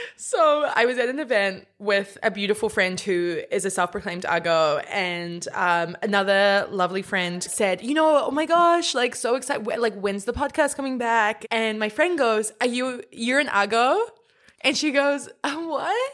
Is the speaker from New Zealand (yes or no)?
yes; New Zealand; born or raised there